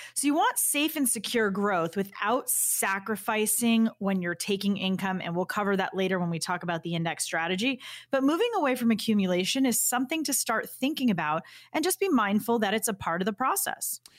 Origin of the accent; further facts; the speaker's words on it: Boston, Massachusetts, United States; as a Bostonian